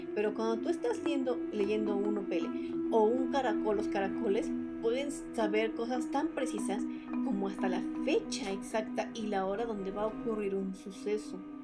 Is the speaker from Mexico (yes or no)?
yes; Mexico